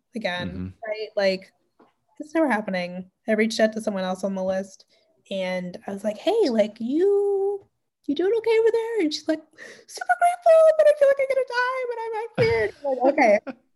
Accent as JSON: {"language": "English", "country": "Canada", "said": "especially being Canadian"}